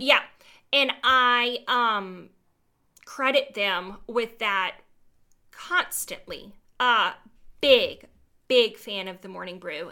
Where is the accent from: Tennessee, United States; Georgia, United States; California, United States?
Georgia, United States; I am from Georgia. I went to Georgia